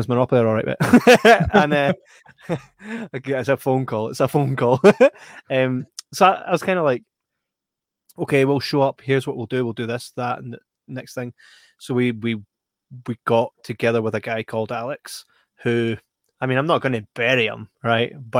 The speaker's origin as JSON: {"language": "English", "region": "Scotland", "country": "United Kingdom", "said": "we are Scottish"}